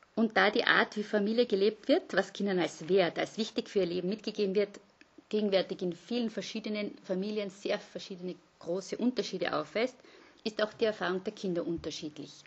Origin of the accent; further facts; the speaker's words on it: Vienna, Austria; moved away; also born or lived in Graz / Innsbruck / Linz; bin aber gebürtige Wienerin